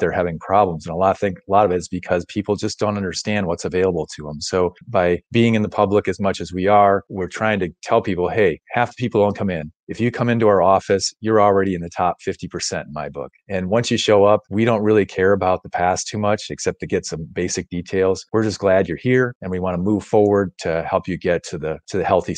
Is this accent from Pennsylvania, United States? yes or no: no; Wheaton, Illinois, United States; also born or lived in Rushville, Illinois; I grew up in Wheaton, Illinois, up in the west suburbs